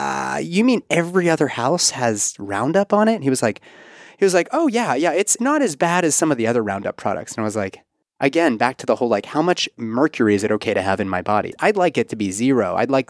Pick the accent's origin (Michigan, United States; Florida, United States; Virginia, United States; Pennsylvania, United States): Pennsylvania, United States; Pittsburgh; now in Kentucky, United States; Pittsburgh, my hometown